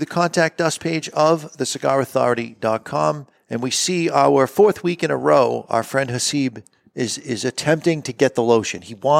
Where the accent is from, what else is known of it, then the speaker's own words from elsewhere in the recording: Texas, United States; y'all, yes, I'm from Texas